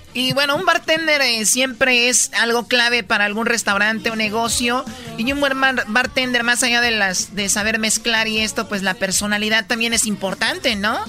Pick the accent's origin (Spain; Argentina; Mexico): Mexico; Jalisco; yo soy de Jalisco.